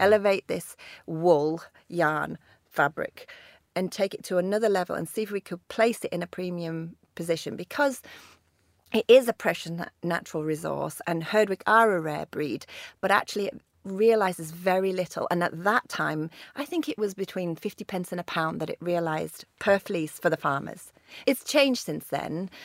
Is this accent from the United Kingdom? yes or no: yes; Lake District, North West England, United Kingdom; growing up in the Lake District as the daughter of a mountaineer